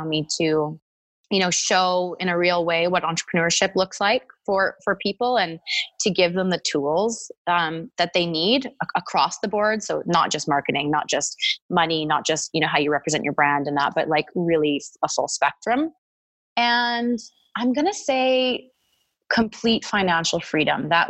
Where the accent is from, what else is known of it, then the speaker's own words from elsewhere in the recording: Edmonton, Alberta, Canada; now in Calgary, Canada; I grew up in Edmonton and I went to the University of Alberta for 2 years and then came to Calgary to get my degree